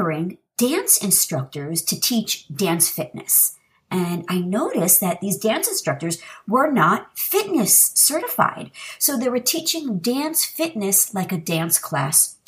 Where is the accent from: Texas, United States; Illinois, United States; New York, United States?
New York, United States; New York City; I'm from New York City originally